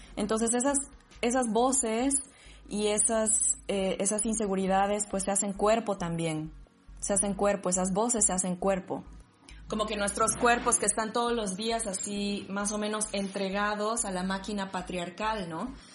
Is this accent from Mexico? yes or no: no; Sucre, Chuquisaca, Bolivia; moved away as an adult; now in Berlin, Germany; siempre me han dicho de dónde eres, yo qué, pero si soy de aquí